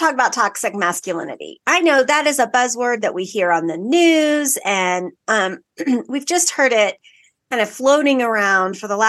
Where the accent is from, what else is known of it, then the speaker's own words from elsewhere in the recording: the South, United States; I'm a Southerner.